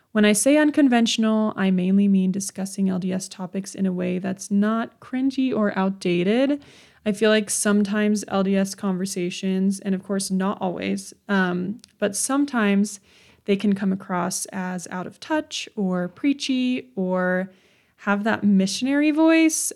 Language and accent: English; Utah, United States; also born or lived in Redlands, California; I was born and raised in Utah